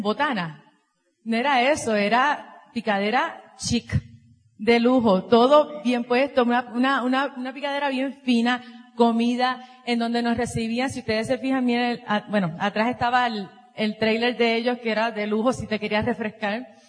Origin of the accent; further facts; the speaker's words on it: Puerto Rico; venimos de Puerto Rico